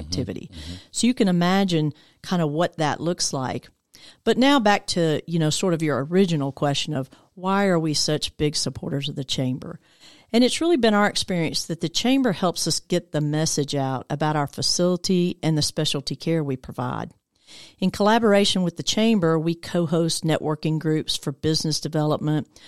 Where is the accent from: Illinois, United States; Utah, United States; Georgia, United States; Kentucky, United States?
Georgia, United States; Decatur; I grew up over in Decatur area. Actually, I've been in Metro Atlanta almost my whole life